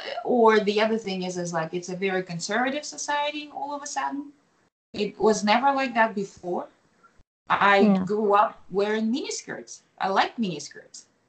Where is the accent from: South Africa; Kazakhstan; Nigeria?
Kazakhstan; first language Kazakh; English is a second language; now in United States; I will express myself in Kazakh, right? Because it's my native tongue